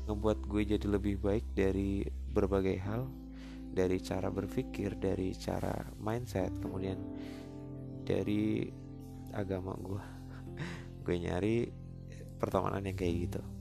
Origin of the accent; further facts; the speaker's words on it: Central Java, Indonesia; gue kebetulan aslinya dari Jawa Tengah, gue asli dari kota Ngapak.